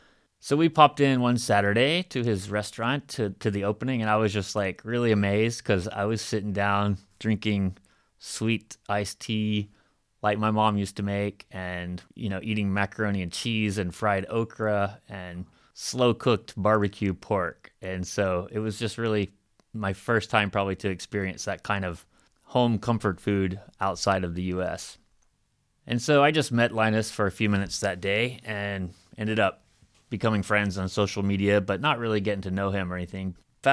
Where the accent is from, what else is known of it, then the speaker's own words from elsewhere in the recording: Alabama, United States; interview with a guy from my hometown and from my home state. In the end, I think it's kind of appropriate because, you know, that's where I started my journey. Obviously, even though growing up in Alabama